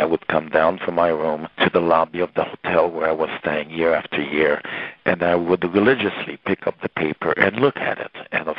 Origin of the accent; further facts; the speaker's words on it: Port-au-Prince, Ouest, Haiti; English is a second language; moved away as an adult; also born or lived in U.S. Virgin Islands; now in Milwaukee, United States; I grew up in Port-au-Prince, which is very, very hot and especially humid.